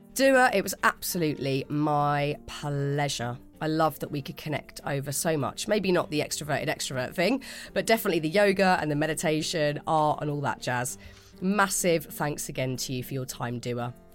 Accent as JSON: {"language": "English", "town": "Pinner", "region": "London", "country": "United Kingdom", "said": "we're both from Pinner"}